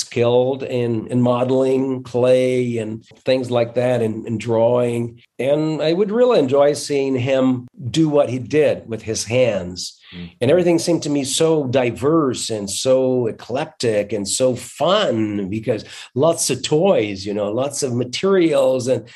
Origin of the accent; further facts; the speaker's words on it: Londrina, Paraná, Brazil; I am actually from Londrina. I was born in Londrina, upstate.